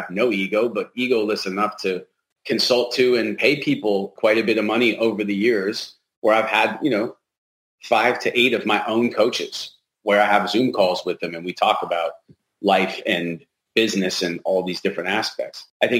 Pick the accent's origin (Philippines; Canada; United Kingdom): Canada; now in United States; So as a Canadian, I come down here